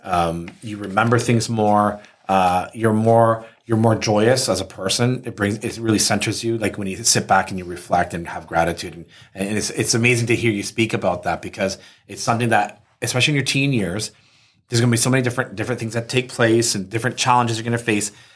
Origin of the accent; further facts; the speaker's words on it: Canada; we're from Canada